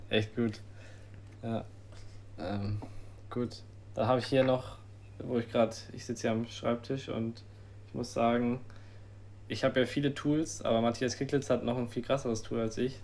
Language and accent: German; Germany; wir als Deutsche